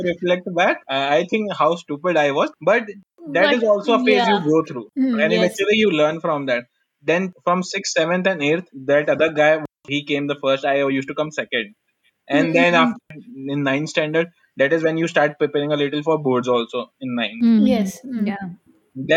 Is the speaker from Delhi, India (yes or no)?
no; Lucknow, Uttar Pradesh, India; moved away as an adult; also born or lived in Chennai; I am from North Lucknow. I ended up in Chennai.